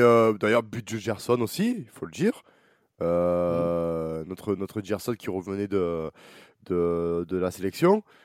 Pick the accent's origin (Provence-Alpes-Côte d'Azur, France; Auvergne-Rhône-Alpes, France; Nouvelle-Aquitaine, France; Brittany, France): Provence-Alpes-Côte d'Azur, France; Marseille; en tant que Marseillais